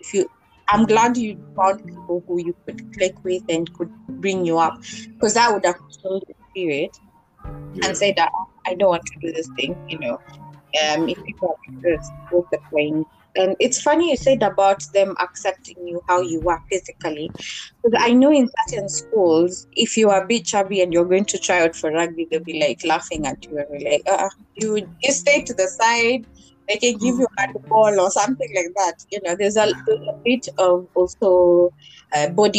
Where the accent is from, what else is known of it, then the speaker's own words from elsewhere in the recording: Kenya; I'm from Kenya, and in high school in Bodit